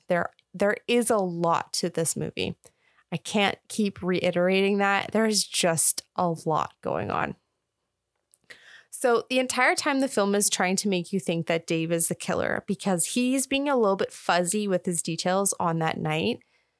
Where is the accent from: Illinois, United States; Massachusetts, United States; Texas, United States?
Massachusetts, United States; Boston; accent: Bostonian; like we're from Boston. And so like our Bostonian accent has to be perfect for the car.